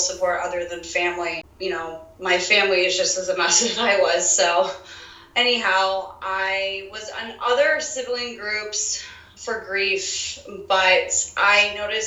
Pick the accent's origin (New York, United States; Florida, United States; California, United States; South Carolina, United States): Florida, United States; South; I'm born and raised in South Florida